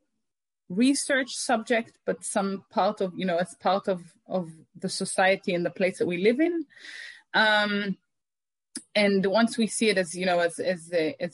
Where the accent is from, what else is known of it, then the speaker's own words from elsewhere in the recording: Omer, Southern District, Israel; I grew up in Omer